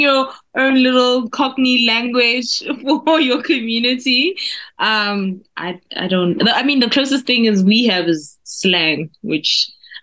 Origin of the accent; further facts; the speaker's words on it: South Africa; accent: South African; my South African accent